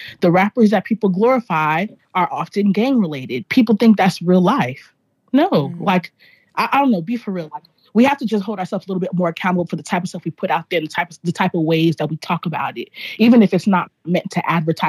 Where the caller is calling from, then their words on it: Los Angeles, California, United States; Yeah, I am recording live from Los Angeles.